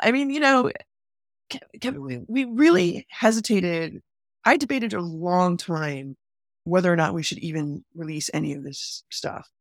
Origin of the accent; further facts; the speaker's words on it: Chicago, Illinois, United States; I grew up in Chicago. both on the South Side and North Side